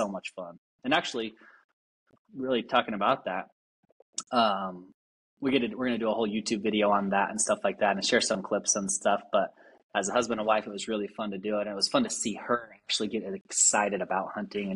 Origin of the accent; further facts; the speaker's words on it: Salt Lake City, Utah, United States; I grew up here in Salt Lake hunting